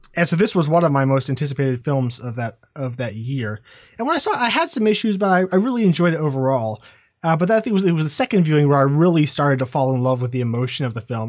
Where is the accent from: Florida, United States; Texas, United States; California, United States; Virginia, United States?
Virginia, United States; moved away as an adult; now in Phoenix, United States; I grew up in Virginia